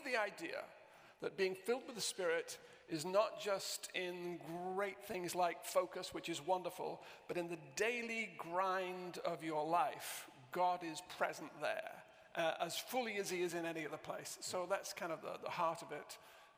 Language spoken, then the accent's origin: English; Southport, North West England, United Kingdom; also born or lived in Romford; My accent is, I was brought up in Lancashire, in Southport in Lancashire.